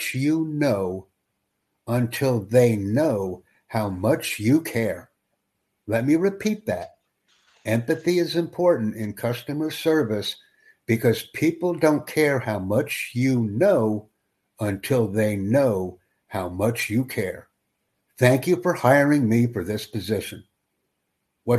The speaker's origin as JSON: {"language": "English", "country": "United States", "first_language": "English", "said": "I'm a native English speaker from Estados Unidos"}